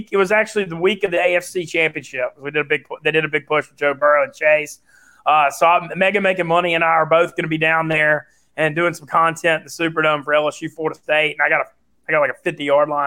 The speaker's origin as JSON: {"language": "English", "region": "Louisiana", "country": "United States"}